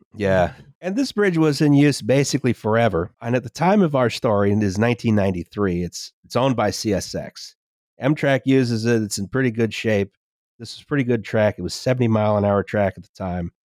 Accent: Virginia, United States; I am from Virginia

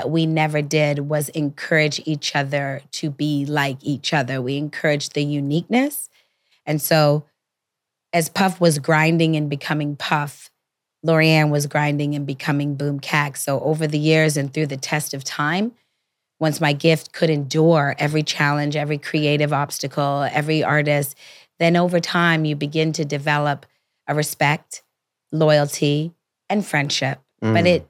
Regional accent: Toronto, Ontario, Canada; You know, I came from Toronto. Off a Greyhound bus. I didn't want to go home.

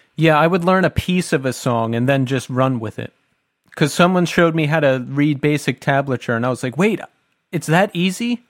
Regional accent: Bucks County, Pennsylvania, United States; Tommy and I are from Bucks County, Pennsylvania, which is just south of Philadelphia

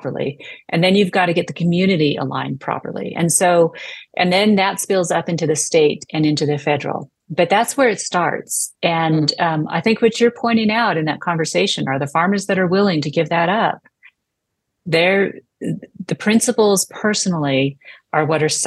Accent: United States

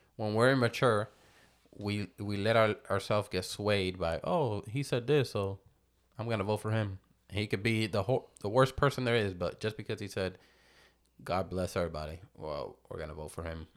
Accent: New Jersey, United States; now in Florida, United States; I was born in New Jersey

